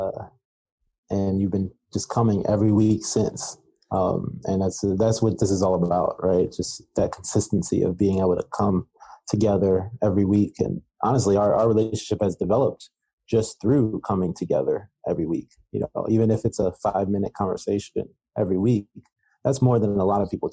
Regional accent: Cleveland, Ohio, United States; moved away as an adult; now in Phoenix, United States; I come from Cleveland, Ohio, born and raised

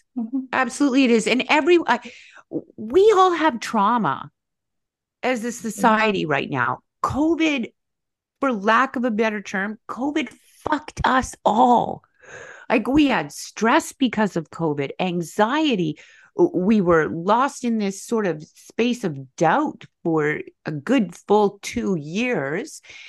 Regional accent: West Coast, Canada; I'm also from the West Coast. I lived in Vancouver.

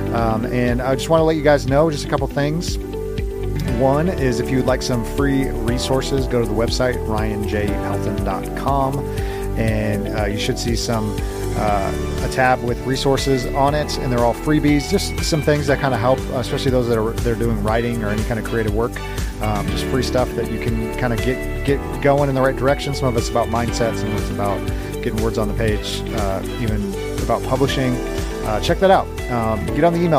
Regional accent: California, United States; moved away; I'm originally from California

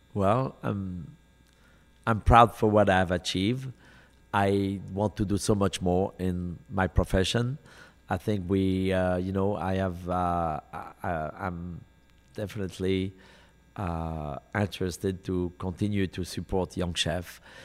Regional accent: Lyon, Auvergne-Rhône-Alpes, France; moved away as an adult; now in United States; in Lyon, my hometown

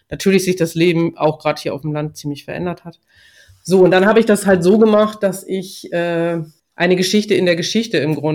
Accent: Ramelsloh, Lower Saxony, Germany; bin aufgewachsen in Ramelsloh, ist ja auch nicht so weit weg und lebe hier mit meinem Mann auf dem Obsthof

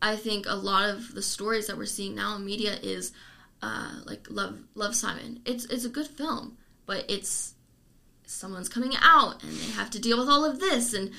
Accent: Lancaster, United States; moved away; my hometown, there's the Lancaster Coalition

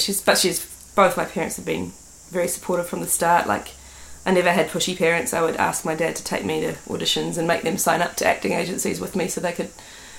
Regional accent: Auckland, New Zealand; Yeah, I'm from West Auckland.

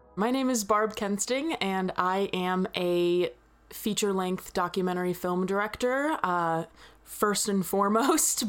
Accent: Missouri, United States; I'm from Missouri

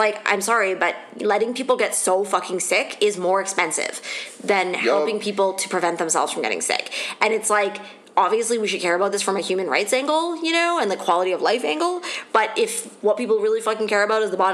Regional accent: Ontario, Canada; it's also getting bad in Ontario where I'm from.

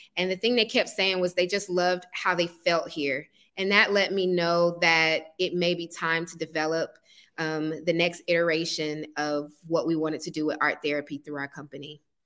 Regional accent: East Point, Georgia, United States; also born or lived in College Park, Georgia; I own a brick and mortar art studio in the neighborhood where I grew up, East Point

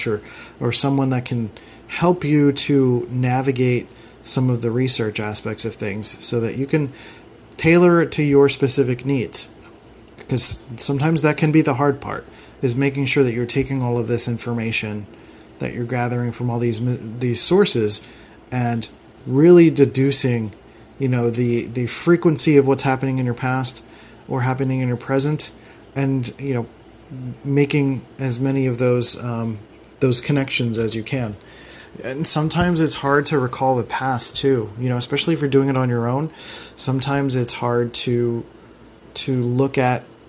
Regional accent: Philadelphia, Pennsylvania, United States; I was raised in the Philadelphia school system, which was not the best when I was growing up

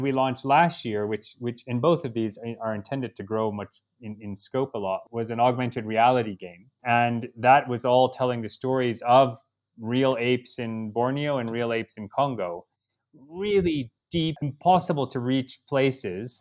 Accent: Chicago, Illinois, United States; moved away as an adult; also born or lived in Argentina; now in Kenya; I grew up in Chicago, which wouldn't necessarily equate to, you know, exposure to a lot of wildlife, but I also grew up in this suburb that had a lot of woods.

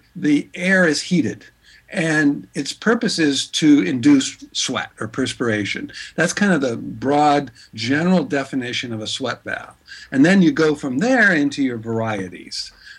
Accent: San Francisco, California, United States; also born or lived in Norway / Prague; I was born here in San Francisco, but grew up back and forth to Norway, where my father's from. And also lived in all over Europe, lived in Prague

